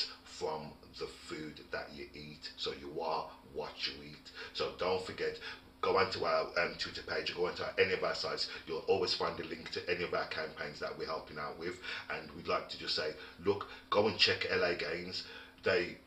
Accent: Wolverhampton, West Midlands, United Kingdom; we all grew up in Wolverhampton where everybody knew

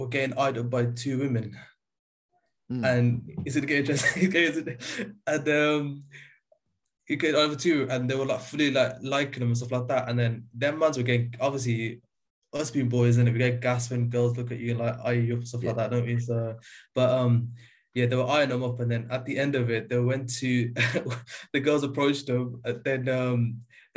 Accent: Birmingham, West Midlands, United Kingdom; also born or lived in Solihull; Born and bred in Birmingham

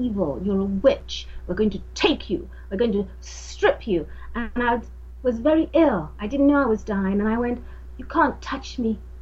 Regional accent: Nigeria; moved away; also born or lived in London; I was born in London and then taken back home to Africa, to Nigeria

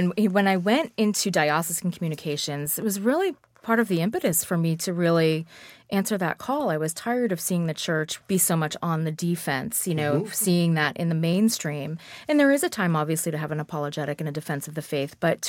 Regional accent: Boston, Massachusetts, United States; I grew up in Boston, Massachusetts, and my mother was Catholic.

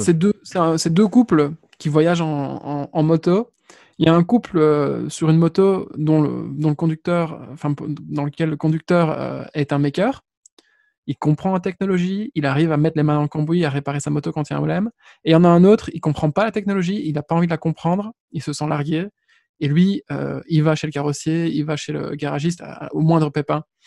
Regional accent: Belgium; on est belge

